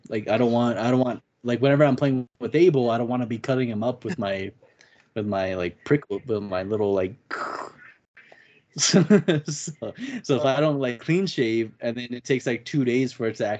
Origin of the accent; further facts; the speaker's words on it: Albuquerque, New Mexico, United States; I was walking from Albuquerque High to grandma's house